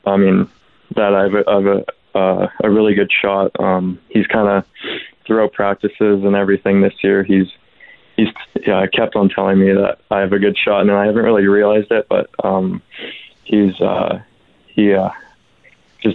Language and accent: English; Duncan, British Columbia, Canada; I grew up around kind of junior A as well with the Couch from Capitals from my hometown